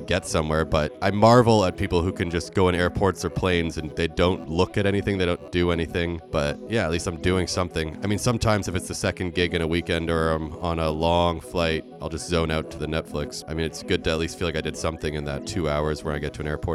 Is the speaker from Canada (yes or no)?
yes; Canada; I'm Canadian